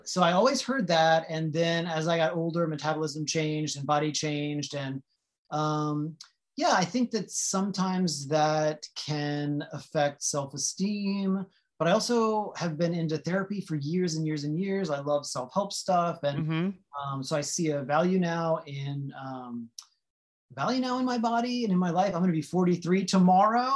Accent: north of New Orleans, Louisiana, United States; now in Los Angeles, United States; I grew up in Louisiana, so north of New Orleans

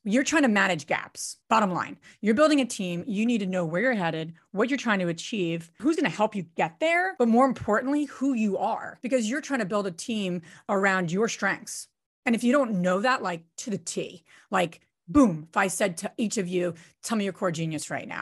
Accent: New Jersey, United States; I'm from Jersey

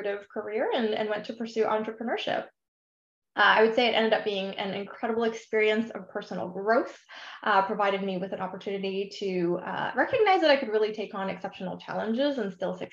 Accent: Vancouver, British Columbia, Canada; moved away as an adult; also born or lived in Ontario, Canada / Bermuda; now in Seattle, United States; I'm originally from the Greater Vancouver, Canada area, but I currently live in beautiful sunny Seattle

